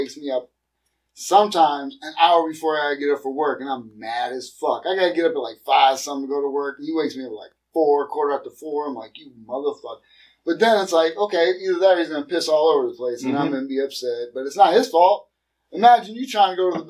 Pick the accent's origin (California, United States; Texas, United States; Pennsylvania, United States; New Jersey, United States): Pennsylvania, United States; Erie; moved away; I'm from Erie, Pennsylvania